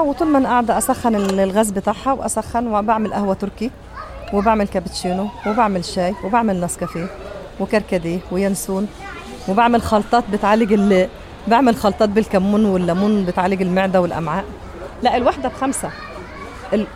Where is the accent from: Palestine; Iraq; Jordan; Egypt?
Egypt; now in Saudi Arabia; انا مصريه